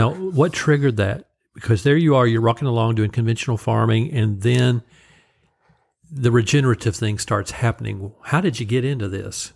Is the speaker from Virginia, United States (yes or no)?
no; Oklahoma, United States; growing up in Oklahoma